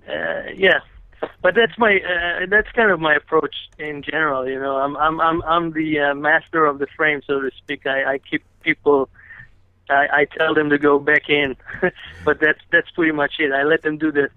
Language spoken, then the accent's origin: English; Israel; moved away; I'm from Israel originally